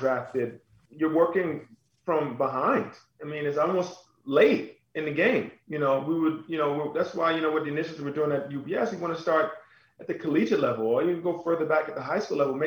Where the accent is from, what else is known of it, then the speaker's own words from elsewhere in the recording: New York City, New York, United States; I grew up on Staten Island